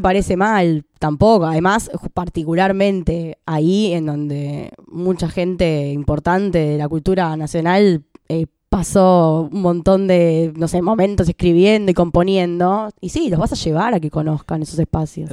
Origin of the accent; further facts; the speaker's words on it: Buenos Aires, Argentina; yo viví ahí hasta los 6 y después me fui a Chaca